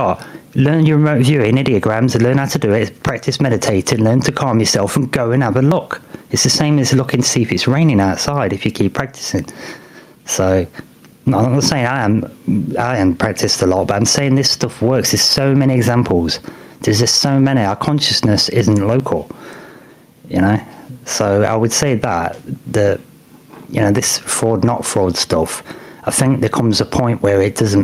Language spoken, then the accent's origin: English; United Kingdom; being British